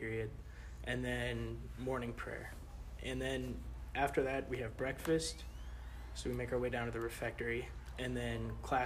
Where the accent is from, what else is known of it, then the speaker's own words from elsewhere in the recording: Edmond, Oklahoma, United States; also born or lived in St. Louis, Missouri; I was born in St. Louis, lived there for 5 to 6 years, and then moved down to Edmond, Oklahoma back in 2007